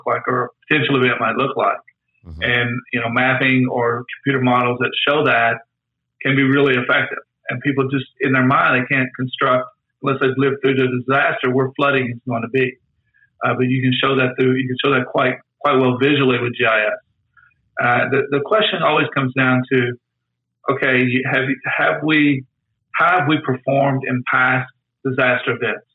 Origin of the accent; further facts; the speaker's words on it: Tornado Alley, United States; I grew up in Tornado Alley.